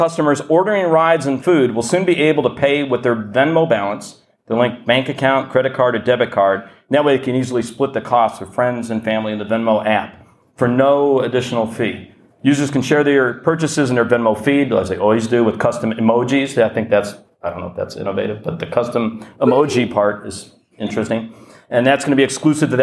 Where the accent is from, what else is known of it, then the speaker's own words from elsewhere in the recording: Detroit, Michigan, United States; now in London, United Kingdom; I'm from Detroit originally, and it did feel like home